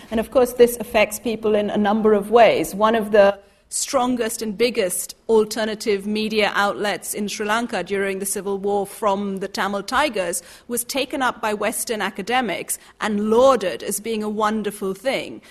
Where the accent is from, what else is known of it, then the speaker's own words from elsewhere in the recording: Colombia; now in London, United Kingdom; I'm from Colombia